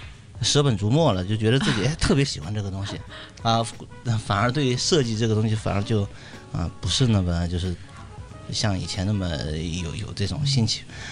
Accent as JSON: {"language": "Chinese", "town": "Jingdezhen", "region": "Jiangxi", "country": "China", "tie": "born or raised there", "said": "我七九年出生，出生在呃江西省的一个小镇，就是景德镇啊，大家都可能听说过这个这个这个小镇。我们那边是做瓷器的"}